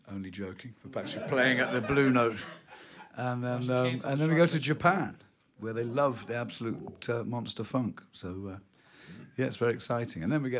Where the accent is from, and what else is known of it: Kent, South East England, United Kingdom; born or raised there; moved away as an adult; now in New Orleans, United States